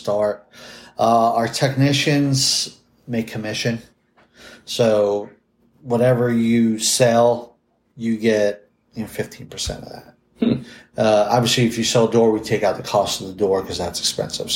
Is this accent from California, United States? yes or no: no; New York City, New York, United States; I'm from Staten Island in New York City